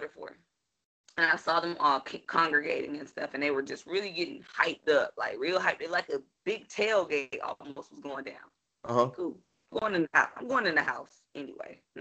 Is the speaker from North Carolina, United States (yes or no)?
yes; North Carolina, United States; now in Washington, United States; DC is in me, but North Carolina made me